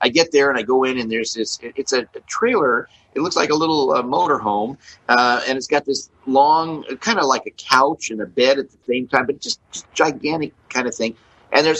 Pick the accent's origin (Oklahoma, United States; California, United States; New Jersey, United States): California, United States; Beverly Hills; I grew up in Beverly Hills, California